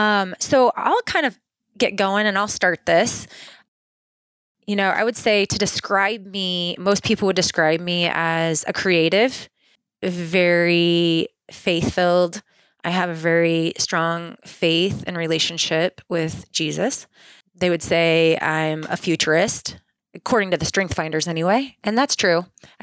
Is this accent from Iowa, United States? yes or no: yes; Swisher, Iowa, United States; I was born in Swisher, Iowa. So close to Cedar Rapids, Iowa. Most people know that. And had a really fun childhood, just running through the cornfields, playing in creeks.